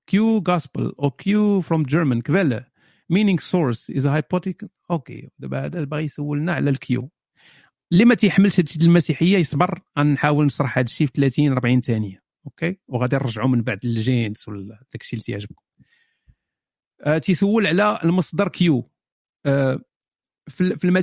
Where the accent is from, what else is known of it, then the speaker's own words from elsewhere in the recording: Fes, Fès-Meknès, Morocco; انا من فاس … انا من فاس